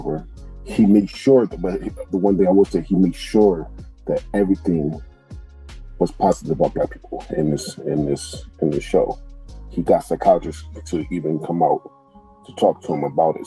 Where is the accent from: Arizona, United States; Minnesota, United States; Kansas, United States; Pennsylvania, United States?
Pennsylvania, United States; Philadelphia; born and raised in Philadelphia